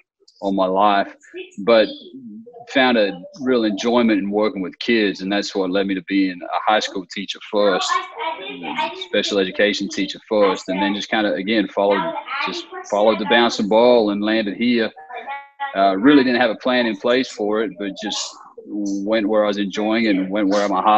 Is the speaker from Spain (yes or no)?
no; Australia; moved away as an adult; now in United States; I'm originally from Australia, so I grew up in Australia and spent my whole childhood in Australia. I didn't come here until I was in college